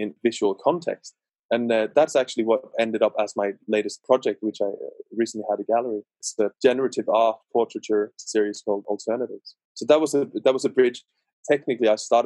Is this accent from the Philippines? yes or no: no; West Coast, Western Norway, Norway; I'm from Norway, West Coast, so it's rainy